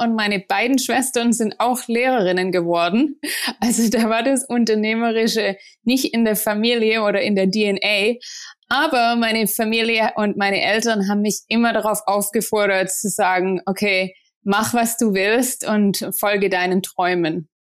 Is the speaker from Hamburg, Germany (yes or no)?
no; Ostfildern, Baden-Württemberg, Germany; moved away as an adult; also born or lived in Tübingen; now in United States; ich komme aus Ostfildern in der Nähe von Stuttgart und äh, da bin ich aufgewachsen